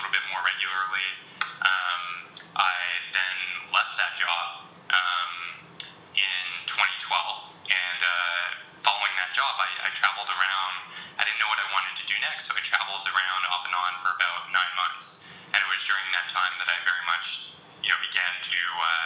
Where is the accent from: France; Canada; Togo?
Canada; Montreal, Quebec; moved away as an adult; also born or lived in Hong Kong; around Montreal, which is where I grew up